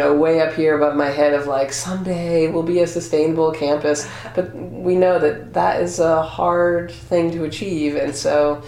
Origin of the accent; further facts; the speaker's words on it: Maine, United States; also born or lived in Oregon / Vermont; I grew up in Maine